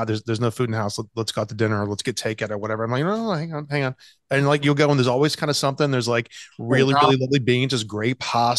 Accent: the South, United States; I grew up in the South

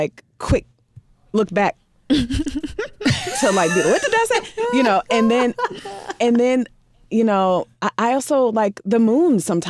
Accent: Midwest, United States; I grew up in the Midwest.

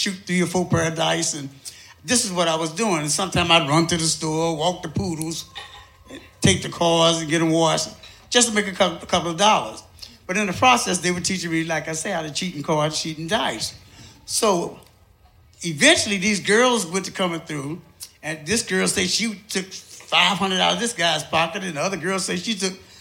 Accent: St. Louis, Missouri, United States; I'm from St. Louis, Missouri. I think I was about 17 years old. And I was working in a pool hall.

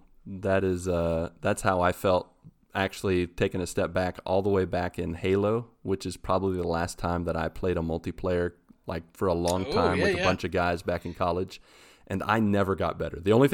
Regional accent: West Virginia, United States; I'm from West Virginia. That's where it originated.

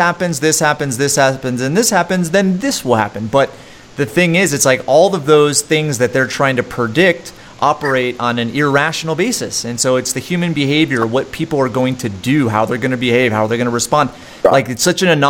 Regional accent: East Coast, United States; now in Salt Lake City, United States; I grew up on the East Coast.

